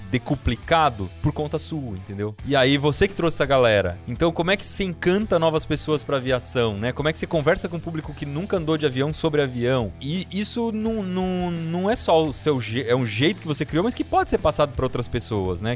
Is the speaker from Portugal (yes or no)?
no; Piedade, São Paulo, Brazil; eu cresci no sítio, então né, eu gostava muito de construir coisas. Aí e, no sítio lá em Piedade, que é a cidade de onde eu vim